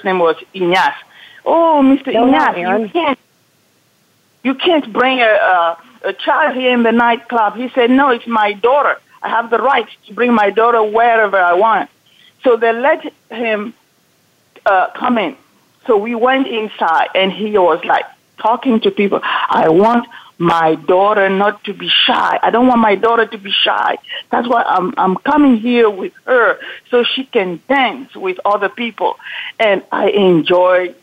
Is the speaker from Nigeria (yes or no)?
no; Cameroon; also born or lived in France; now in California, United States; I was born in Cameroon